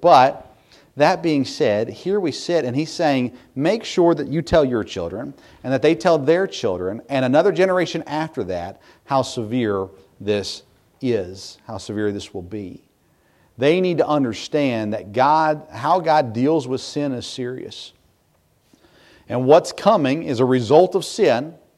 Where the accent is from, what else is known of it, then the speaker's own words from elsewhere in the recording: United States; here in America